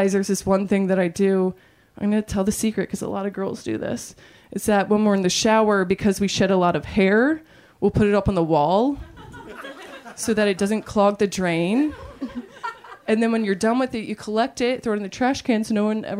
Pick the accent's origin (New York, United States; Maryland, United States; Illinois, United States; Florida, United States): Maryland, United States; moved away; I'm from Maryland